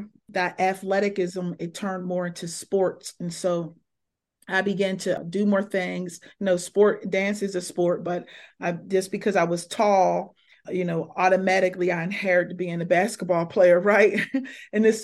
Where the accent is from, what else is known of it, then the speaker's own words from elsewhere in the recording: Pittsburgh, Pennsylvania, United States; moved away as an adult; now in Cleveland, United States; I'm from Pittsburgh, Pennsylvania. I'm born right in a city